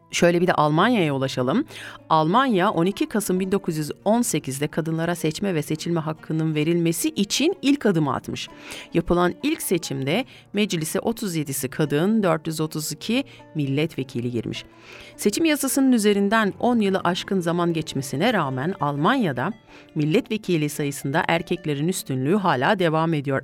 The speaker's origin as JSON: {"language": "Turkish", "region": "Kayseri Province", "country": "Turkey", "tie": "born or raised there", "said": "Şöyle bir memleketime gideyim geleyim ben ya. Şöyle bir Gayseri'ye gidip gelelim evet."}